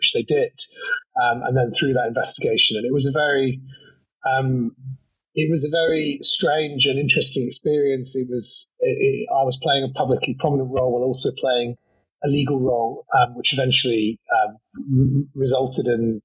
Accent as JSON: {"language": "English", "town": "Manchester", "region": "North West England", "country": "United Kingdom", "said": "I come from Manchester"}